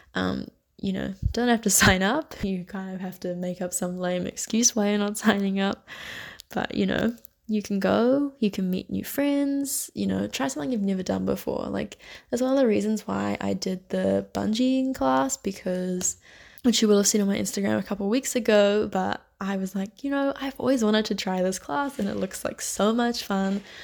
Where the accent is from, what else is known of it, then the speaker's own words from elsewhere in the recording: New Zealand; moved away as an adult; now in Barcelona, Spain; I'm from New Zealand